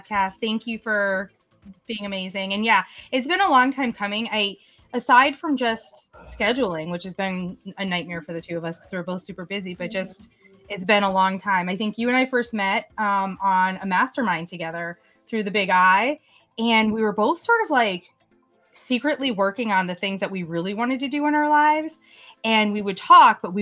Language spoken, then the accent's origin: English; Hartford, Connecticut, United States; I'm from the Hartford, Connecticut area